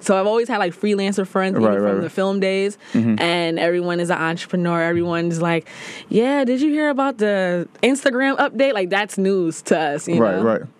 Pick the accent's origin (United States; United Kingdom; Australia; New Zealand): United States; New York City, New York; also born or lived in Brooklyn; I'm from the Bronx.